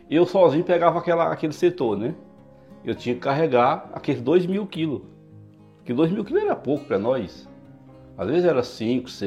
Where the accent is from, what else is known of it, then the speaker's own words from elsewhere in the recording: Piauí, Brazil; Eu, eu vim do Piauí para cá, fui, fui pro SEAS, trabalho de carregador, SEAS.